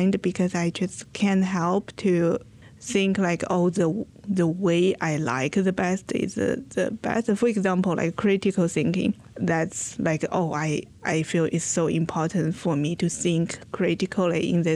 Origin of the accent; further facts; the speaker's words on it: China; now in United States; I am from China